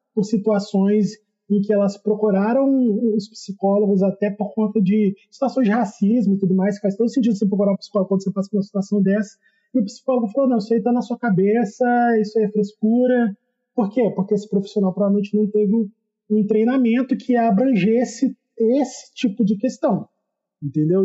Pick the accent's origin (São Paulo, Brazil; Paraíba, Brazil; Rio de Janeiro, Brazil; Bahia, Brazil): Rio de Janeiro, Brazil; Volta Redonda; Eu sou do interior do estado do Rio, aqui